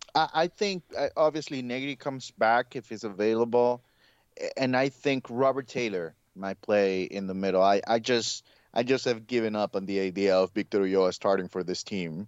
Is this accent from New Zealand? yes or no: no; Honduras; moved away; growing up in Honduras